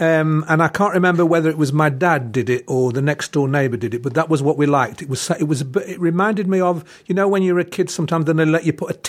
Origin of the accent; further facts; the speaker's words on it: Manchester, North West England, United Kingdom; We grew up poor and in Manchester.